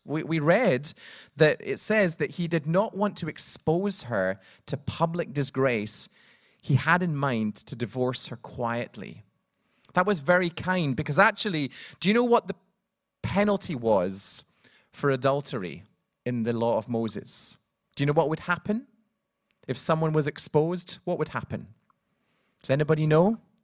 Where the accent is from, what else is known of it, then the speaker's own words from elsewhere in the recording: Scotland, United Kingdom; now in Cardiff, United Kingdom; I'm from Scotland